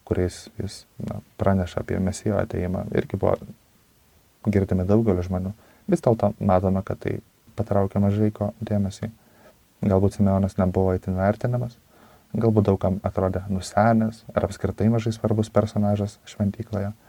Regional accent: Lithuania; Na, mes, lietuviai, be abejonės, sakykime, greičiausiai patenkame į šią kategoriją, nesame žydai.

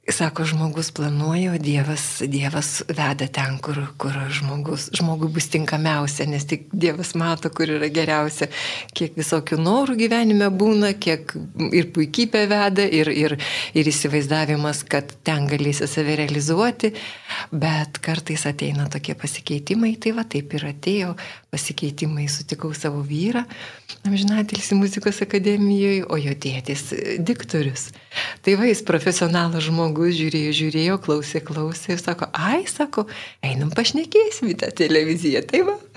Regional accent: Vilnius, Vilnius County, Lithuania; aš esu tikra Vilnietė, gimiau Vilniuje Antakalnio klinikose ir gimiau gruodžio mėnesį, kai buvo pusnynai labai šalta.

